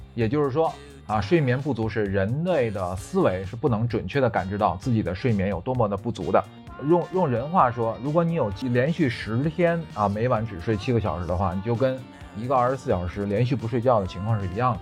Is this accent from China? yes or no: yes; China; 我们中国人啊，国人平均的睡眠时间呢，现在是七点零六个小时